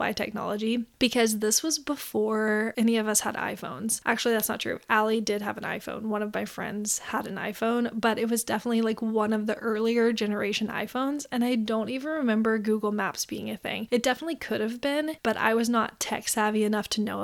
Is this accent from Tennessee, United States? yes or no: yes; Memphis, Tennessee, United States; I grew up in Memphis, Tennessee, where you don't really take the bus and you don't really walk anywhere